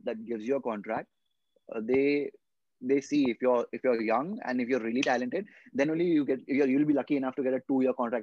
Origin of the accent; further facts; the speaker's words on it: India; I'm from India